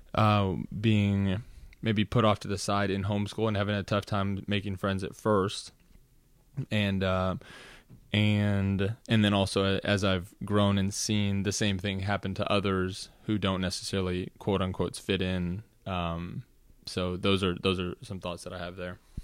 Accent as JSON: {"language": "English", "town": "Austin", "region": "Texas", "country": "United States", "tie": "born or raised there", "also_born_or_lived": "Los Angeles, California / Washington D.C. / Virginia", "said": "I would claim Austin, Texas, as my hometown, having grown up there since I was about ten"}